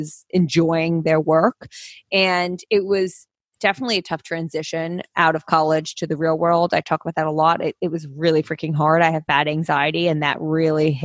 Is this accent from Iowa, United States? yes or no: no; New Jersey, United States; also born or lived in New York City; I grew up in Jersey, which is where I'm currently residing just because of COVID at my parents' house